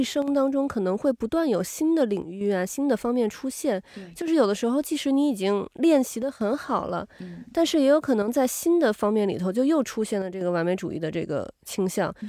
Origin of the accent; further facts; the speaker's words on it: China; 其实我们中国人老说要，比如说宠辱不惊呀